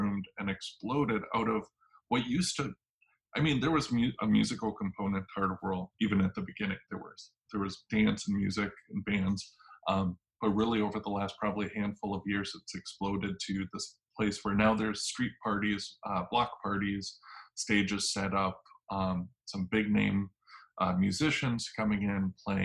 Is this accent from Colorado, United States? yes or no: no; Minneapolis, Minnesota, United States; I was born and raised in Northeast